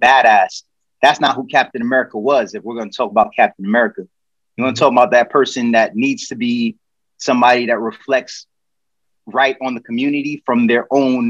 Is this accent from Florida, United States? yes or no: no; New York City, New York, United States; We out here, son. Kings County, all day